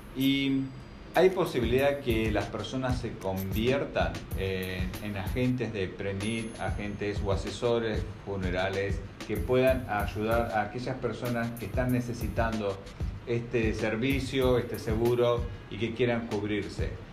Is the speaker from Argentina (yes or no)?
yes; Argentina; moved away; en mi país, en Argentina